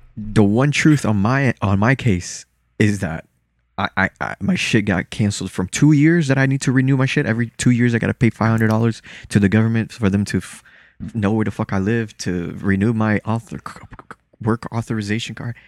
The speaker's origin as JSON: {"language": "English", "town": "Lauderhill", "region": "Florida", "country": "United States", "tie": "born or raised there", "also_born_or_lived": "Salvador, Bahia, Brazil", "second_language": "English", "said": "I was born there and then raised in a black city over here as well, in Lauderhill."}